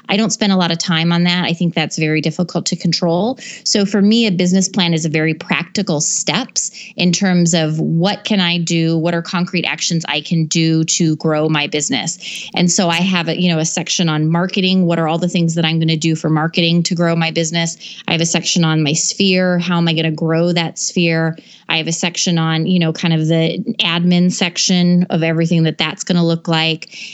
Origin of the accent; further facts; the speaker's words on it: Alaska, United States; now in Minneapolis, United States; We're originally from Alaska. We've moved a lot. So when we moved to Minneapolis, he had to start his real estate business all over from scratch.